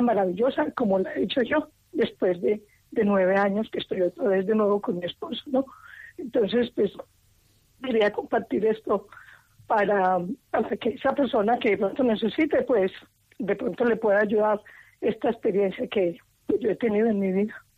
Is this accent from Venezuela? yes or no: no; Colombia; now in Madrid, Spain; No soy de aquí, soy de Colombia